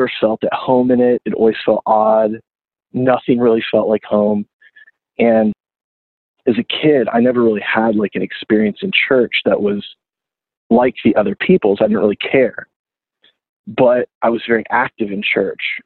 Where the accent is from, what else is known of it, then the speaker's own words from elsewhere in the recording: South Florida, United States; moved away as an adult; also born or lived in Gainesville, Florida; I was from South Florida